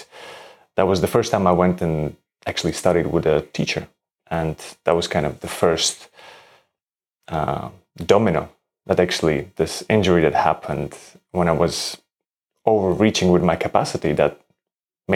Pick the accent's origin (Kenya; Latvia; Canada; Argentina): Latvia; moved away as an adult; also born or lived in Denmark; I'm originally from Latvia. I grew up in Latvia and then moved to Denmark to study architecture